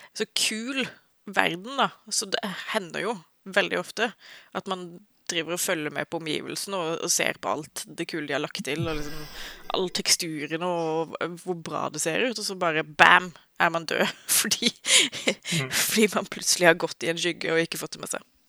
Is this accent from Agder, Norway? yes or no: yes; Agder, Norway; jeg er sørlending